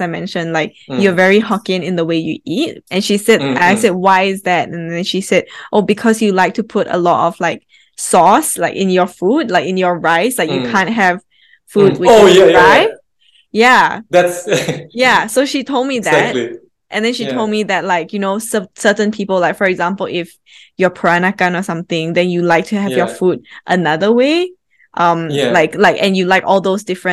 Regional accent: Australia; now in Singapore; I actually grew up in Australia

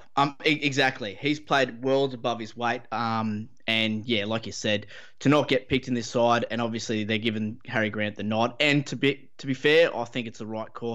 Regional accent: Queensland, Australia; as a Queenslander

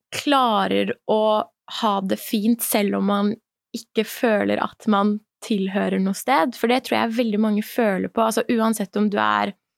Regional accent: Norway; also born or lived in Iran; som iraner i Norge, selv om jeg kom hit når jeg var tre år Jeg har jo vokst opp hele livet mitt her

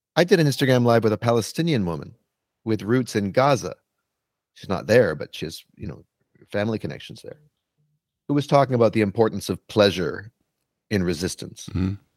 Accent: Canada; moved away as an adult; now in New York City, United States; I'm a Canadian born person living in New York City

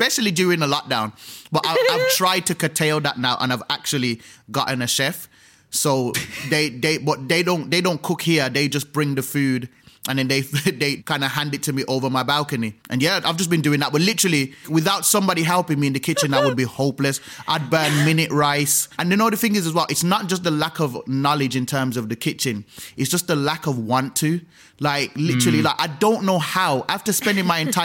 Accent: Birmingham, West Midlands, United Kingdom; moved away as an adult; also born or lived in London; now in Birmingham, United Kingdom; as a young man growing up in Birmingham waiting for a bus for 45 minutes

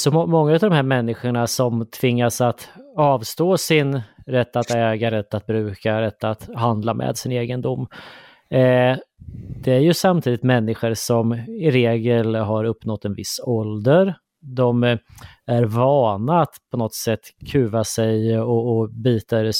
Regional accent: Sweden; jag sitter och funderar på hur vi är som svenskar lite grann sådär i gemen.

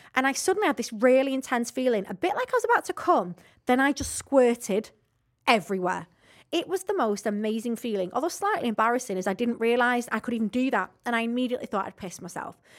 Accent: Rossendale, North West England, United Kingdom; I'm actually from Rosendale

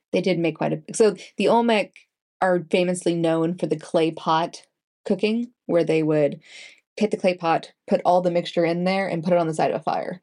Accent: Canada; being Canadian ish

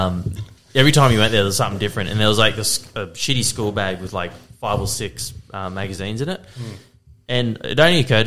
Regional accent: Windaroo, Queensland, Australia; also born or lived in Beenleigh; There was this one spot when we grew up in Windaroo

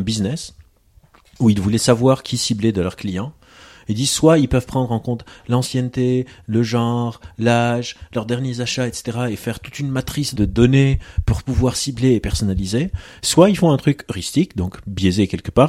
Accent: Lebanon; je suis d'origine libanaise, je suis libanais

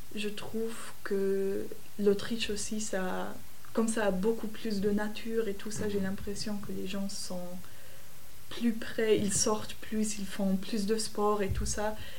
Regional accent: Munich, Bavaria, Germany; French is a second language; now in Berlin, Germany; je viens de l'Allemagne, je suis née à Munich mais maintenant je vis à Berlin.

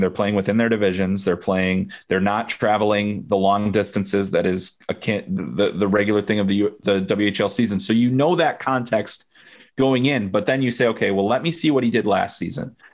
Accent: United States; I am American, I'm U S based

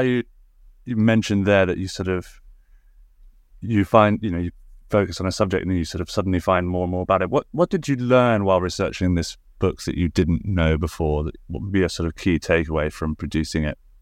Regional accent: Suffolk, East of England, United Kingdom; I grew up in Suffolk

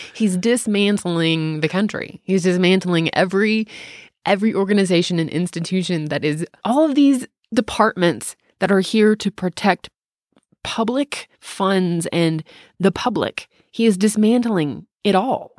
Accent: the South, United States; accent: southern; I really just am just talking like a southerner right now

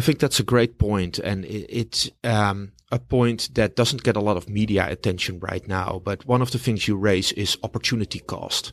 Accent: Amsterdam, North Holland, Netherlands; now in New York, United States; originally from Amsterdam, the Netherlands

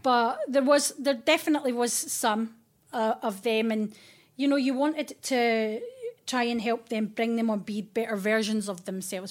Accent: Fife, Scotland, United Kingdom; moved away as an adult; now in London, United Kingdom; I am from Fife, the kingdom of the kingdom Fife

